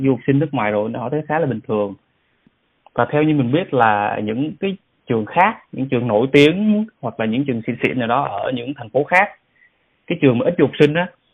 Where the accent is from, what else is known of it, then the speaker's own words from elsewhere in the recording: Vietnam; now in South Korea; mình là người Việt Nam